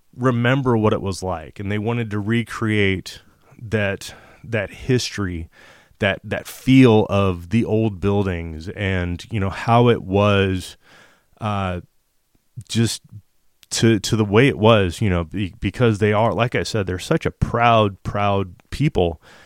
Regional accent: United States; as an American man, uh, that's a spirit-filled Christian

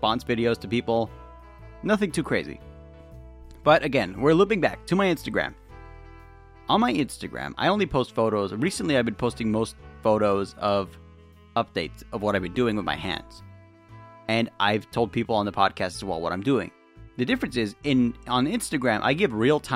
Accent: California, United States; I'm from California

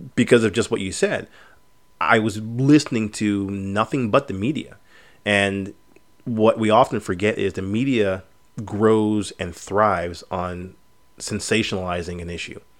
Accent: United States; us as American citizens

